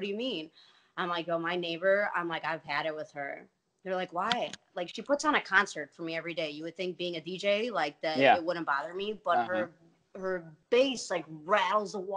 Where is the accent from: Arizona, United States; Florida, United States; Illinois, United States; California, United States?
Illinois, United States; Glenview; I'm from the north suburbs of Glenview